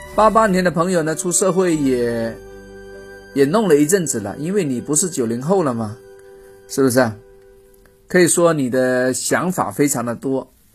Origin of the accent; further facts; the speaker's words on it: China; 我们中国人